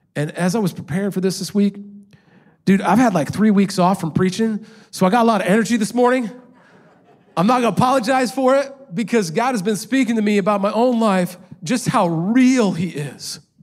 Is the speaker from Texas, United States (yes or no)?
no; Indiana, United States; moved away as an adult; also born or lived in Los Angeles, California; I grew up in a small town in Indiana